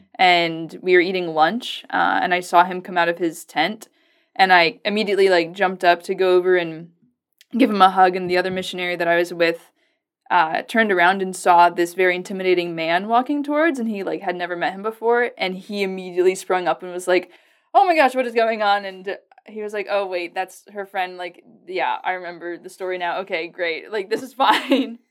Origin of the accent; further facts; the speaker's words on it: Virginia, United States; now in Lincoln, Nebraska, United States; I come from the East Coast. I'm from Virginia